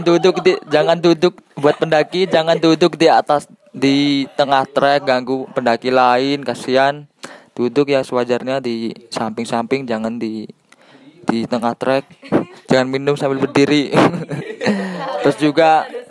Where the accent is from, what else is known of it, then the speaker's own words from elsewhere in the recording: Ngawi, East Java, Indonesia; also born or lived in Semarang; asal Ngawi, kuliah di Semarang